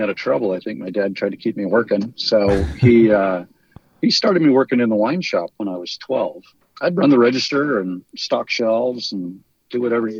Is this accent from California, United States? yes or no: yes; St. Helena, California, United States; I have one older sister, and she still works and lives in the valley here in St. Helena. So, you know, our whole family's been raised here for five generations.